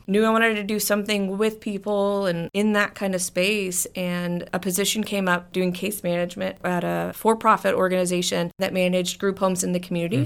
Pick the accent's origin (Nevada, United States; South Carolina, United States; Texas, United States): Texas, United States; Beeville; moved away as an adult; now in San Antonio, United States; Born and raised in Beeville, Texas, I'm actually a sixth generation Beevillean.